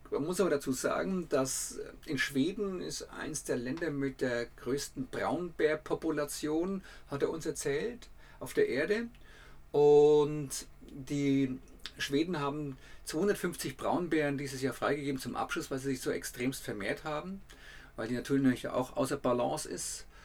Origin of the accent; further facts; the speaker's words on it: Bavaria, Germany; accent: Franconian; Ich muss dazu sagen, dass, ich, dass wir aus Franken kommen, das hört man ja auch in unserem Dialekt.